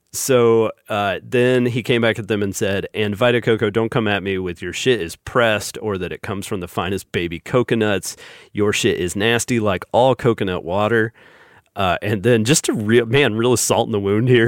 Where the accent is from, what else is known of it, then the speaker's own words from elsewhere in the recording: the South, United States; us Southerners